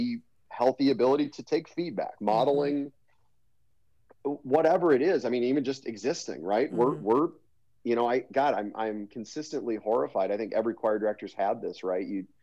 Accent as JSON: {"language": "English", "town": "Hastings", "country": "United States", "tie": "born or raised there", "said": "So I grew up in Hastings, and grew up in Hastings."}